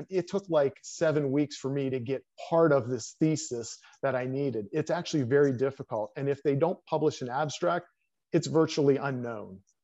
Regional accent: Pennsylvania, United States; moved away as an adult; also born or lived in West Point, New York / Colorado Springs, Colorado; I came back to my home state of Pennsylvania

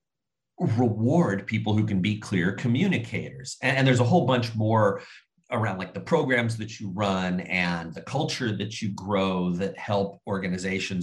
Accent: Southern California, United States; moved away as an adult; also born or lived in Bay Area, California; now in Seattle, United States; I grew up in Southern California. My parents, both native Californians

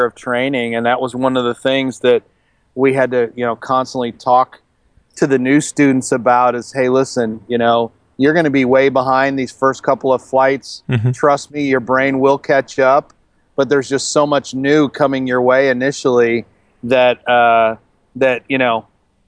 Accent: outside of Chicago, Illinois, United States; moved away as an adult; also born or lived in Colorado; in Illinois, where I grew up outside of Chicago

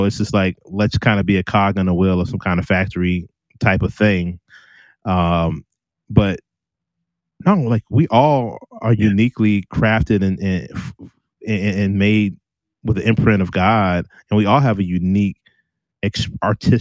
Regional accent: Richmond, Virginia, United States; I'm from Richmond and I'm black

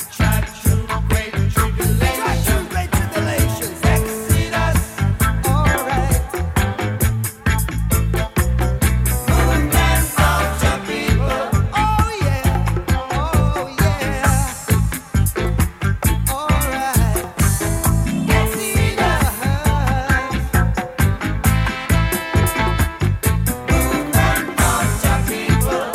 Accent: San Francisco Bay Area, California, United States; I'm from the Bay Area.

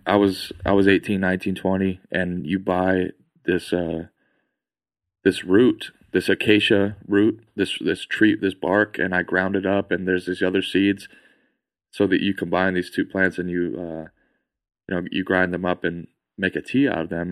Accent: Virginia, United States; moved away; I'm from Virginia

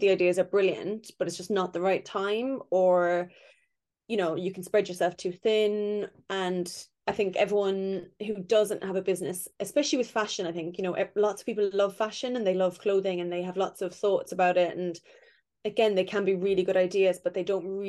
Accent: Ireland; moved away; growing up in Ireland where abortion was illegal and so taboo and so not discussed

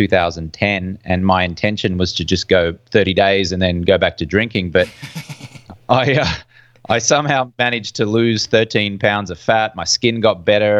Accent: Brisbane, Queensland, Australia; moved away as an adult; also born or lived in London; I'm from Brisbane, Australia, hence the funny accent you can hear

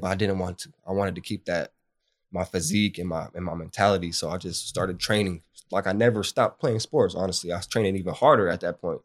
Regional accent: Bakersfield, California, United States; also born or lived in Santa Maria, California; I grew up in Bakersfield.

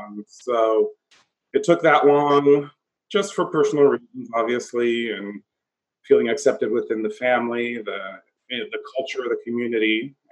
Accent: San Jose, California, United States; I was born and raised here in San Jose, California, born to two parents from the island of Pico in the Azores. And so I've been very actively involved in the Portuguese community here since I was about 12 or 13 years old.

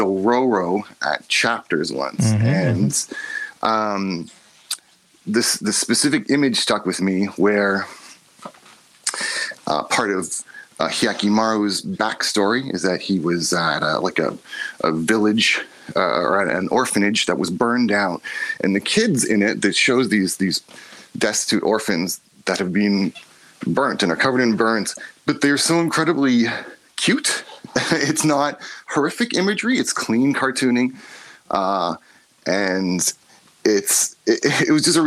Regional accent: Toronto, Ontario, Canada; I'm from Toronto

